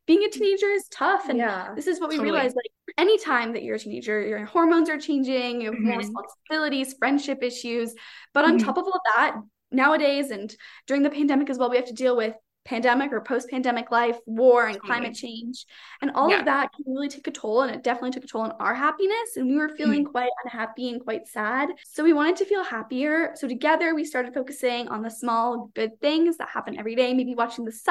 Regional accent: Calgary, Alberta, Canada; Yeah, so we're from Calgary in Alberta, which is Canada

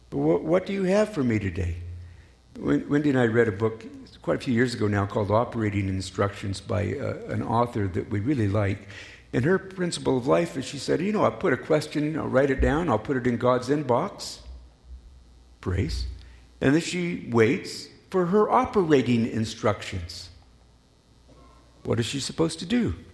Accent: Colorado, United States; I'm from Colorado. I miss the mountains.

